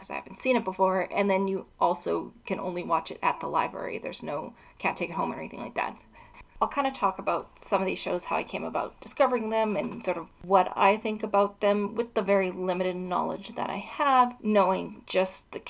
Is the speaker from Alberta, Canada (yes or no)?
yes; Edmonton, Alberta, Canada; also born or lived in Dublin, Ireland; Edmonton is where I'm from, that's my hometown